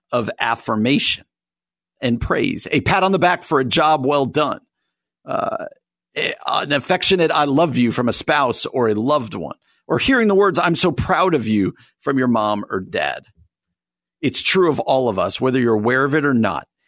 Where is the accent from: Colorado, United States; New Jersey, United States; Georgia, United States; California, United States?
New Jersey, United States; I grew up in New Jersey